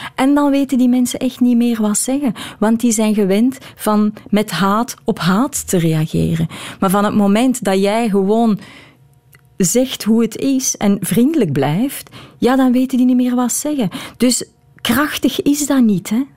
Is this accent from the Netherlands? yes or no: no; Belgium; Ik blijf een Belg.